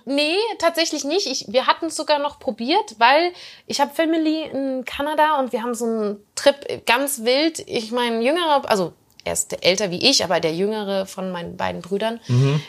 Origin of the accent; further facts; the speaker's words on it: Germany; als Deutsche